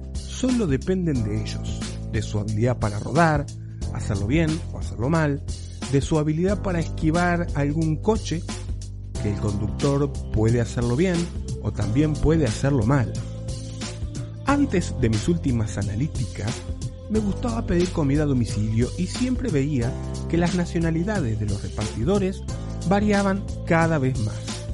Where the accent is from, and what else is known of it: Uruguay; now in Spain